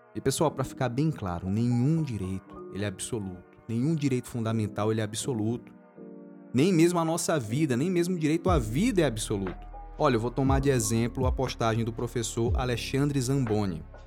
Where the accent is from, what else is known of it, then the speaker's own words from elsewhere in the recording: Maranhão, Brazil; porque eu moro no Maranhão, eu sou maranhense